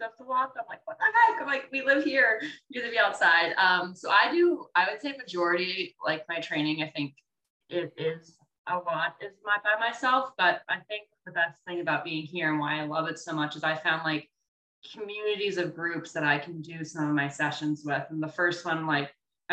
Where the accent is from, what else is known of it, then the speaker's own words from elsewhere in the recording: Northern Virginia, United States; moved away as an adult; also born or lived in Massachusetts; now in Encinitas, United States; I grew up, I'm from Virginia, Northern Virginia, outside of Washington, D.C. I grew up there, was there my whole life